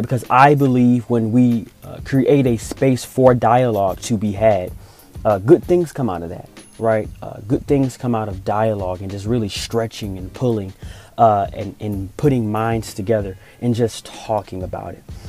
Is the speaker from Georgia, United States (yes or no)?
yes; Augusta, Georgia, United States; moved away as an adult; also born or lived in Atlanta, Georgia; I'm originally from Augusta, Georgia, which is about two hours east of Atlanta.